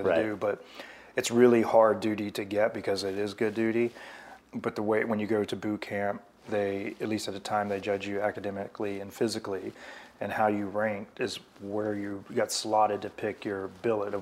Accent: Covington, Virginia, United States; moved away as an adult; also born or lived in New York; I was born and raised in Covington, Virginia, in a small paper mill town

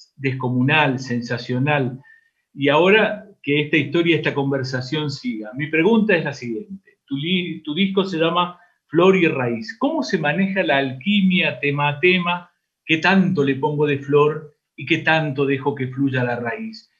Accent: Simoca, Tucumán, Argentina; el criollismo de mi simoca natal

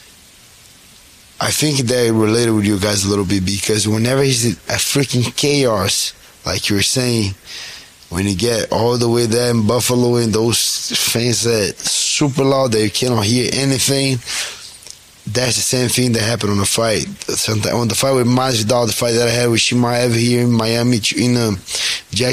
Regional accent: Rio de Janeiro, Brazil; moved away; I was born and raised in Rio, in Brazil

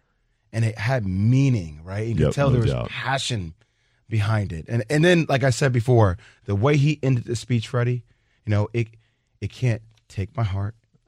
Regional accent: New Jersey, United States; a fellow New Jersey person here, right? I grew up on Rutgers basketball.

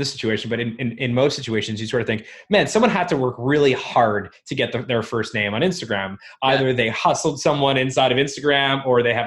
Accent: South Florida, United States; moved away as an adult; also born or lived in Montreal, Canada / Toronto, Canada / Ottawa, Canada; now in Canada; So I was born in Montreal in Canada, and I grew up, when I was really young, we moved down to the States, to South Florida.

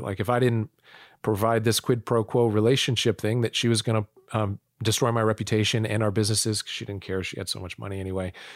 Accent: United States; also born or lived in North Dakota / Illinois / Florida; I was born in North Dakota. I, I was raised, um, in Illinois and Florida

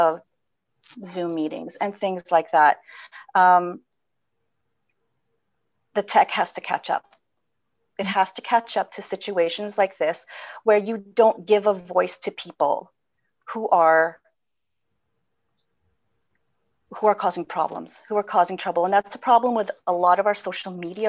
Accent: Philippines; moved away; I come from the Philippines

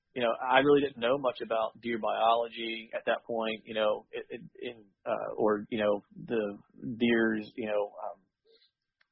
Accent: rural Pennsylvania, United States; also born or lived in Charleston, South Carolina; I was raised in rural Pennsylvania

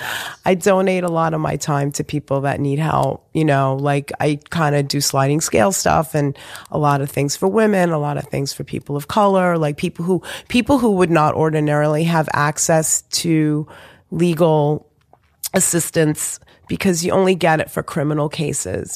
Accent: New York City, New York, United States; also born or lived in Long Island; I was born in Beth Israel

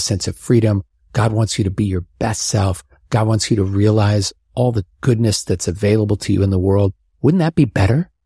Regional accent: Omaha, Nebraska, United States; moved away; growing up in Omaha

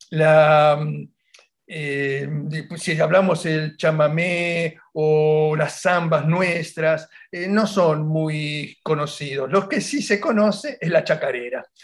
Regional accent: Argentina; now in Italy; yo soy ítalo-argentino, pero en mi municipalidad yo soy un italiano.

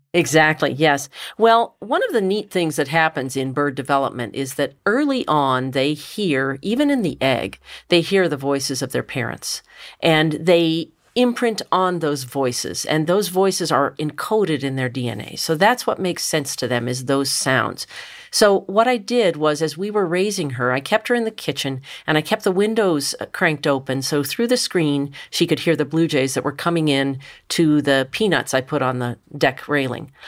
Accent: Richmond, Virginia, United States; now in Ohio, United States; I grew up in Richmond, Virginia

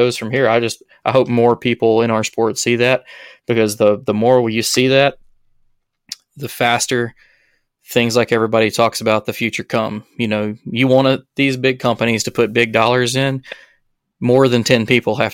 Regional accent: Alabama, United States; I'm from Alabama

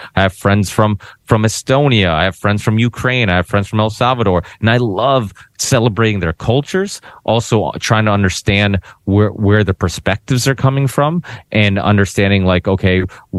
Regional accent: Portugal; born there; I'm proud of being Portuguese. I was born in Portugal, you know, whatnot.

